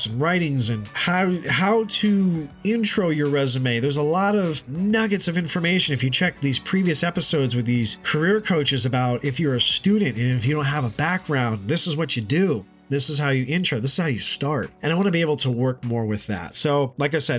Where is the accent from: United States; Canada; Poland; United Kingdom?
United States; Hudson Valley, upstate New York; I'm originally from the Hudson Valley area in upstate New York